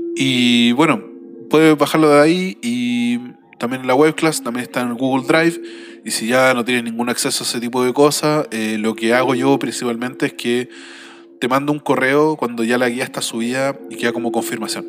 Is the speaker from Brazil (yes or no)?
no; Chile; todo lo que hemos vivido en estos últimos 30 años como chilenos